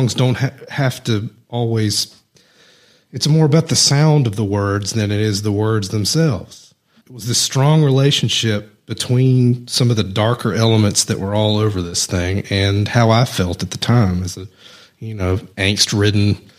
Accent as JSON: {"language": "English", "region": "the South", "country": "United States", "accent": "Southern", "said": "I'm from the South"}